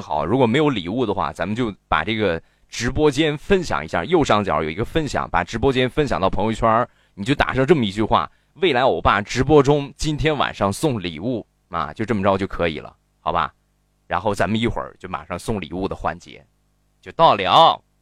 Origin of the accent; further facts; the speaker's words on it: Shandong, China; 我们山东方言的理解，就是山东话都是一个味儿，实际不是